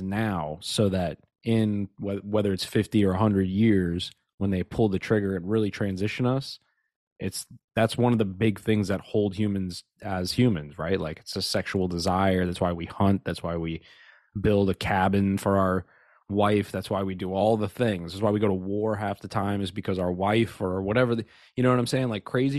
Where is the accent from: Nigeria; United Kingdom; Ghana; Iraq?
Nigeria; Yeah, I'm Nigerian. Yeah. I'm literally Nigerian.